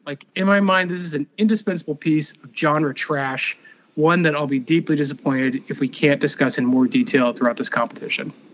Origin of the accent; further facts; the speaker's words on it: Texas, United States; I am from Texas